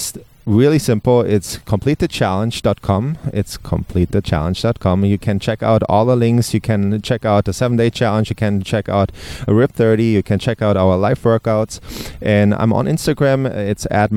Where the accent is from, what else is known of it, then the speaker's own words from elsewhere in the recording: Germany; English is a second language; moved away; I'm from Germany, and it's not my first language